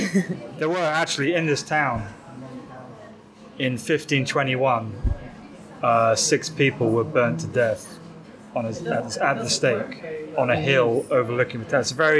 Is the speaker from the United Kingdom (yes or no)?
yes; Amersham, South East England, United Kingdom; now in London, United Kingdom; I'm from a small town in southeast England.